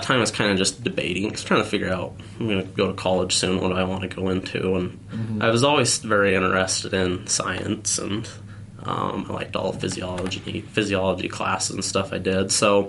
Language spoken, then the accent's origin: English; Duchesne, Utah, United States; Duchesne, Utah.